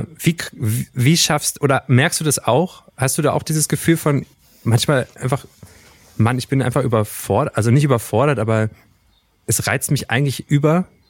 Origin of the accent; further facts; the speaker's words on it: Wernigerode, Saxony-Anhalt, Germany; Ich komme natürlich aus Wernigerode ursprünglich